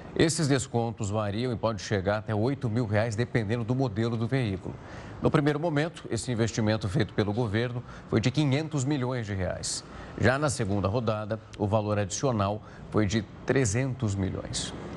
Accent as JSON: {"language": "Portuguese", "town": "Ribeirão Preto", "region": "São Paulo", "country": "Brazil", "said": "Eu sou de Ribeirão Preto"}